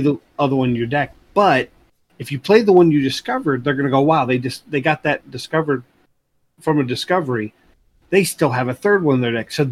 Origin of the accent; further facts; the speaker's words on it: East Tennessee, United States; also born or lived in Chicagoland area, Illinois; I was born in the Chicagoland area, and then we kind of migrated to Tennessee.